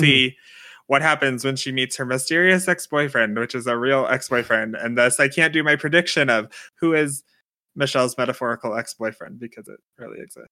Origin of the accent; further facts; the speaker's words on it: United States; As an American in twenty twenty